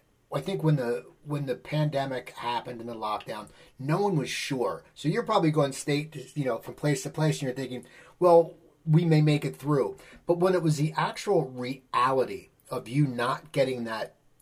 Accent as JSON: {"language": "English", "region": "New Jersey", "country": "United States", "tie": "born or raised there", "said": "we growing up in New Jersey"}